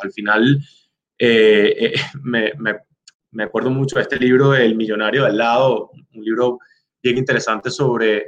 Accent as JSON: {"language": "Spanish", "country": "Venezuela", "moved": "yes", "lives_now": "Chicago, United States", "said": "soy venezolano"}